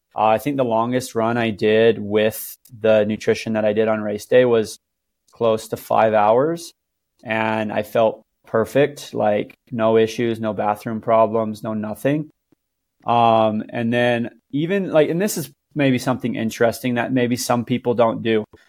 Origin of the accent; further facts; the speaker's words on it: Cedar City, Utah, United States; I'm from Cedar City, Utah